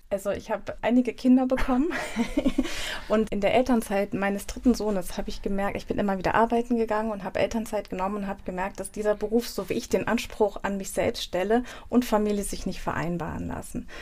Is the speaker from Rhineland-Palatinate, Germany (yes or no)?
yes; Nierstein, Rhineland-Palatinate, Germany; also born or lived in Mainz; in meiner Heimatstadt Nierstein